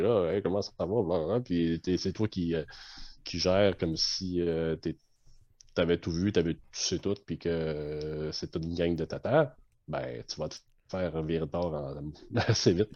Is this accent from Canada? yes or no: yes; Canada; en tant que Canadien